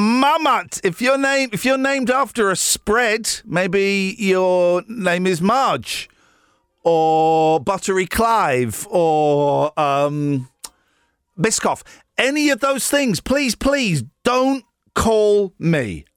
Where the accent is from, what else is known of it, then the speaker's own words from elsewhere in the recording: Wales, United Kingdom; I'm from Wales. Oh, I'm from Wales. And we got a bloody dragon on the flag.